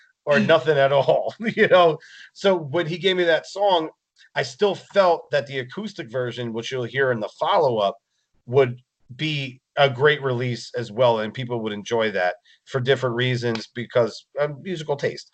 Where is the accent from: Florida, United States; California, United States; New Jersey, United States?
New Jersey, United States; moved away; we're from New Jersey originally